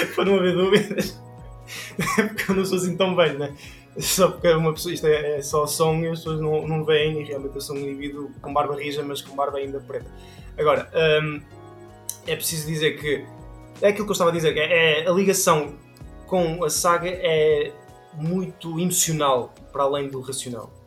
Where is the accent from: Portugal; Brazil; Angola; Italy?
Portugal; somos portugueses